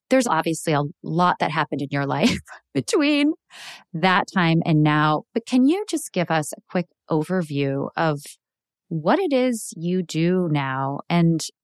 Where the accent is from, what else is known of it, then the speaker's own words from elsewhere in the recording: United States; even though I grew up in the States